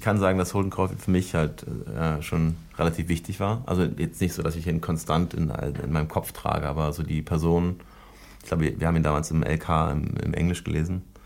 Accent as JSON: {"language": "German", "country": "Germany", "said": "ich bin ja Deutscher auch und jedenfalls halb Deutscher"}